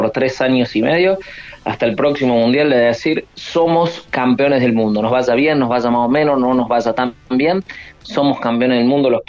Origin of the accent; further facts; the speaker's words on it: Río Cuarto, Córdoba, Argentina; yo soy de Córdoba, de la zona de Río Cuarto